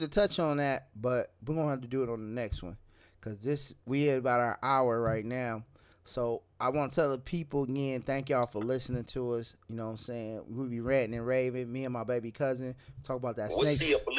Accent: San Francisco, California, United States; moved away; also born or lived in DeLisle, Mississippi / Pass Christian, Mississippi; I was from Frisco.

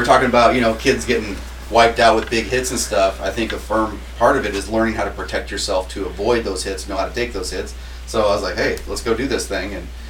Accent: Ridgecrest, California, United States; also born or lived in Washington; Grew up, went played high school ball out in Ridgecrest for Burroughs High School.

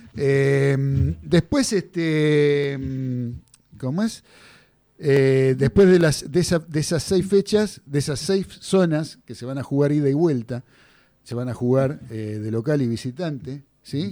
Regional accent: Argentina; uno como argentino

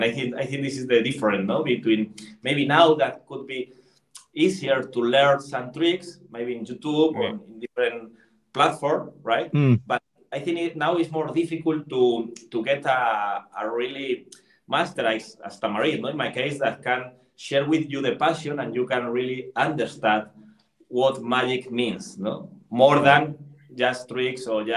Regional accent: Madrid, Community of Madrid, Spain; English is a second language; I am from Spain

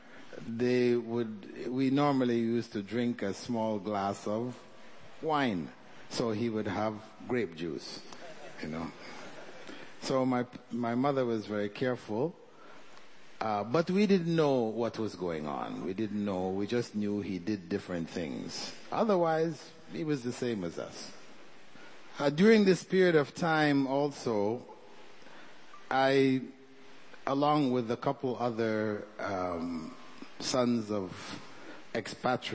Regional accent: Toronto, Ontario, Canada; born or raised there; moved away as an adult; also born or lived in Jamaica / Kota Kinabalu, Sabah, Malaysia

